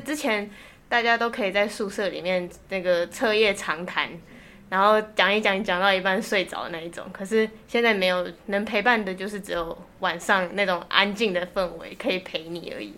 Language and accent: Chinese; Miaoli County, Taiwan; moved away as an adult; now in Taipei, Taiwan; 我是从苗栗来的